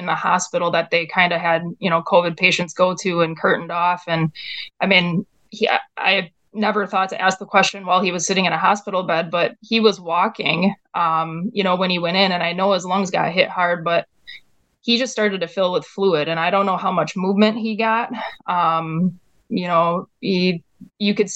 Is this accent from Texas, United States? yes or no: no; Wisconsin, United States; we're from Wisconsin